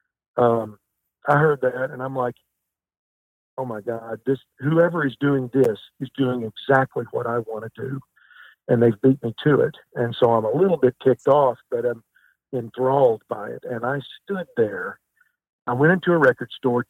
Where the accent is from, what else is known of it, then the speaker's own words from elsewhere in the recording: Kennett, Missouri, United States; I'm from Kennett, Missouri